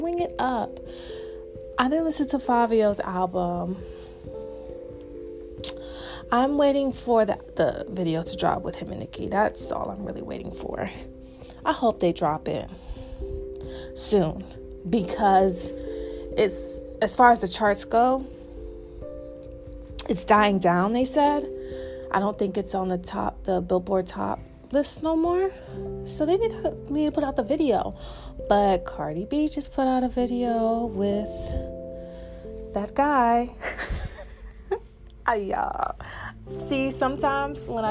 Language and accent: English; the South, United States; accent: Southern; my little South accent